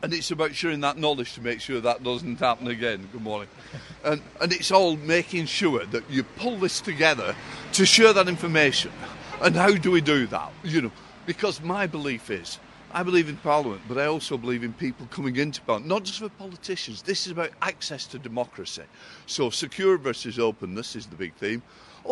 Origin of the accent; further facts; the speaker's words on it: Chorley, North West England, United Kingdom; my affinity to Chorley is that I was born and brought up here